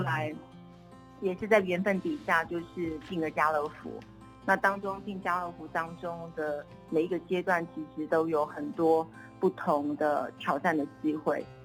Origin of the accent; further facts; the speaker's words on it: Kaohsiung, Taiwan; moved away as an adult; also born or lived in Taipei; 我是高雄人哎，然从后从南部，哎。对，然后后来念了文藻在高雄